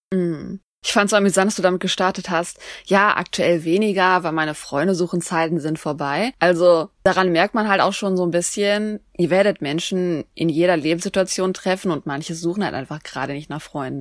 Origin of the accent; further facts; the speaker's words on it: Germany; wir Deutschen